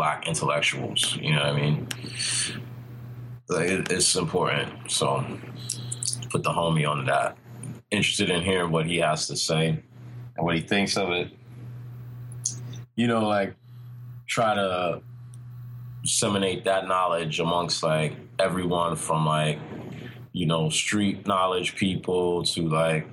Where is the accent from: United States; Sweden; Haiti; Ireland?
United States; Washington, District of Columbia; I'm from Anacostia. I'm 36 years old, man.